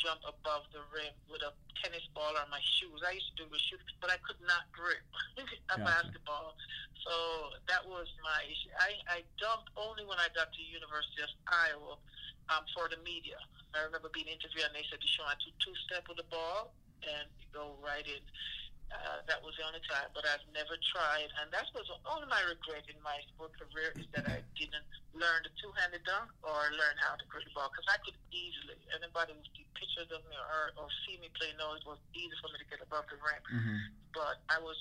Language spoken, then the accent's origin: English; Jamaica; moved away; also born or lived in Seattle; growing up in Jamaica, you don't really have warm clothes.